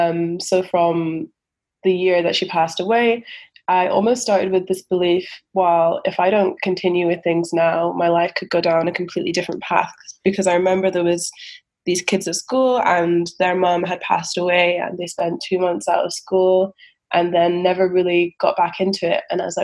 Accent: Scotland, United Kingdom; Yeah, for sure. I think just because, you know, that's where I grew up. And in terms of African culture, I've been more brought up with the Scottish culture than with the African culture.

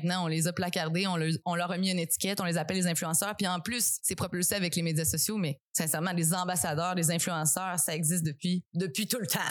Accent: Matane, Quebec, Canada; je viens de Matane principalement

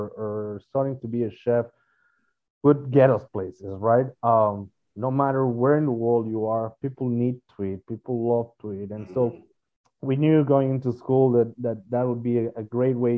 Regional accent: Mexico; now in United States; We're originally from Mexico

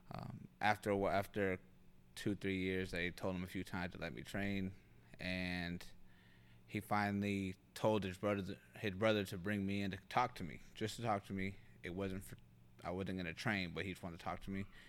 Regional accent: North Highlands, California, United States; also born or lived in Sacramento; I was, uh, born in Sacramento, and, and we were raised in North Highlands.

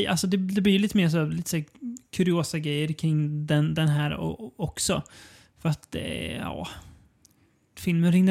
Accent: Sweden; det är det som är lite kul som svensk, att man känner att här försökte Mats Helge verkligen bli internationell.

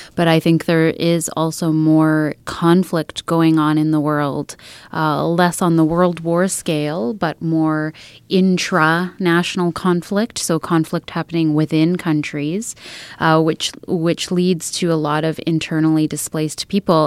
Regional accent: Edmonton, Alberta, Canada; I am a Treaty 6 settler, so I was born and raised in Edmonton

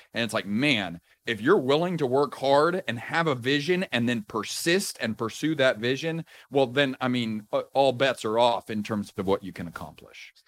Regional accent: Houston, Texas, United States; also born or lived in Austin, Texas; Was raised, uh, in Houston, went to school in Austin, Texas

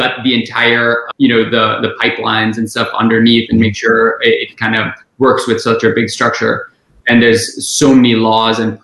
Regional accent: Kuwait; moved away as an adult; also born or lived in India / South Bend, Indiana; now in Texas, United States; I was born in India, lived in Kuwait all my life

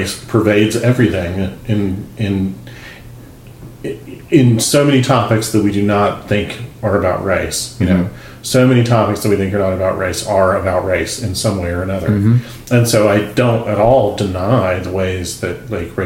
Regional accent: the South, United States; I grew up in the South in the United States

